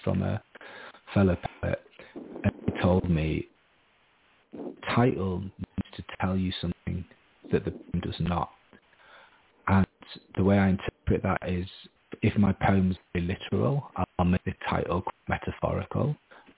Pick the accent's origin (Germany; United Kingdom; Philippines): United Kingdom; Harrogate, Yorkshire and the Humber; moved away as an adult; also born or lived in Japan / United States / Australia; now in Edinburgh, United Kingdom; I'm from a posh middle-class town in the north of England, Harrogate